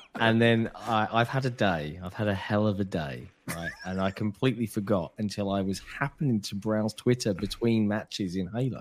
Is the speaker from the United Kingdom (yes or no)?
yes; United Kingdom; I realize I'm British